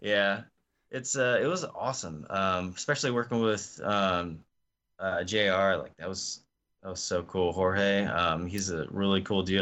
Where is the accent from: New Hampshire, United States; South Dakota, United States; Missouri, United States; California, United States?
Missouri, United States; Osage Beach; moved away; also born or lived in North Carolina; I grew up in a place called Osage Beach, Missouri.